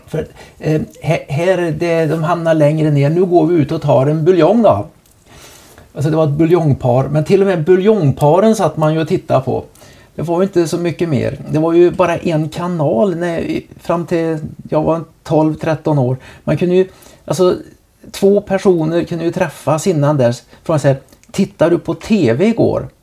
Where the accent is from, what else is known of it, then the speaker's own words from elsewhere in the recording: Trollhättan, Västra Götaland, Sweden; hemma i Trollhättan